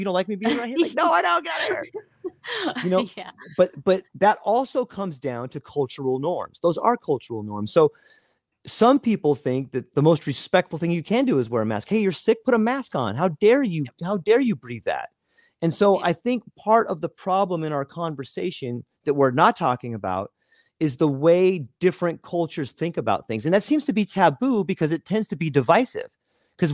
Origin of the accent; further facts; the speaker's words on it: California, United States; now in Hawaii, United States; I grew up in Southern California, and it was not. There wasn't a whole lot of diversity.